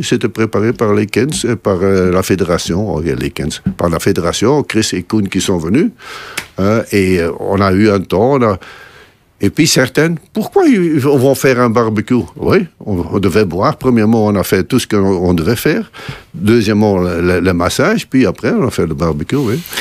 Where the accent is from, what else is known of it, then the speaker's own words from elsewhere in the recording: Belgium; chez nous, en Belgique